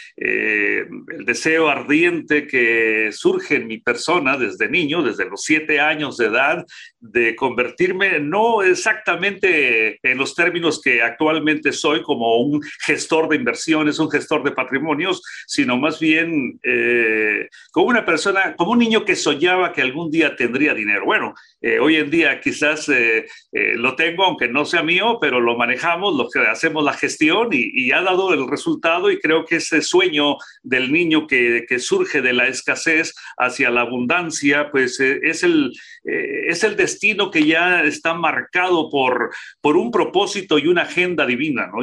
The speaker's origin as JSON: {"language": "Spanish", "region": "Nayarit", "country": "Mexico", "tie": "born or raised there", "also_born_or_lived": "Tijuana", "moved": "yes", "lives_now": "United States", "said": "soy mexicano, eh, nací en el estado de Nayarit."}